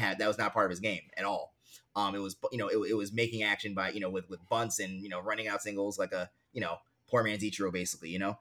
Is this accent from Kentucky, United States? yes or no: no; New York City, New York, United States; now in Harlem, New York City, United States; I grew up in Queens, right, I grew up in a, like, you know, a solidly middle-class to affluent neighborhood